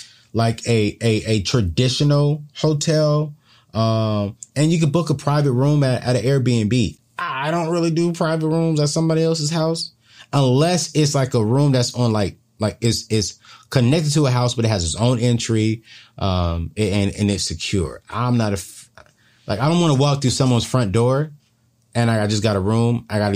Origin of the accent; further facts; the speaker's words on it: California, United States; Growing up in the California area, we always went on posts to get our deep discounts to like companies like Six Flags.